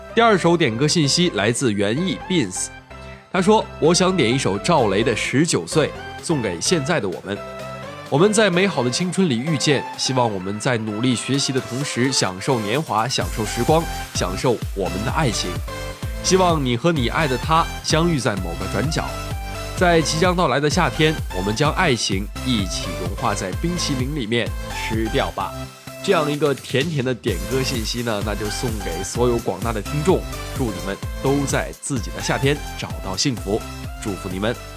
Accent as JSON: {"language": "Chinese", "town": "Qinhuangdao", "region": "Hebei", "country": "China", "tie": "born or raised there", "moved": "yes", "lives_now": "Tianjin, China", "said": "我的家乡呢，在秦皇岛"}